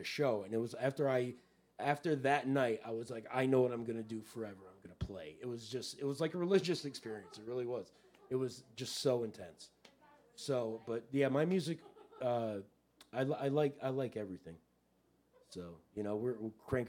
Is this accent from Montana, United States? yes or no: no; Miami, Florida, United States; now in Newport, Rhode Island, United States; I grew up in Miami with David.